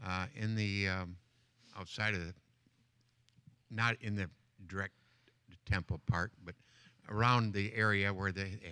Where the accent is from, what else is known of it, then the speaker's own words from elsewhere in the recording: Michigan, United States; moved away; I'm from Michigan.